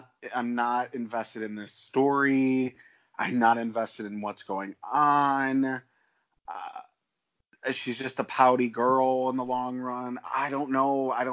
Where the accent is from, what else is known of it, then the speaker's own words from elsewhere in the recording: United States; I'm an American who hears Southern American accents all the time